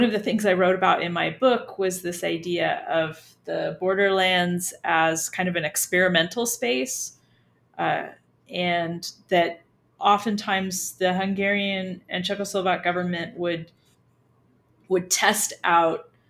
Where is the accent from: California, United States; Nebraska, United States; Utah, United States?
California, United States; also born or lived in Virginia / Slovakia; now in El Paso, United States; I'm from California. So I didn't grow up on the borderland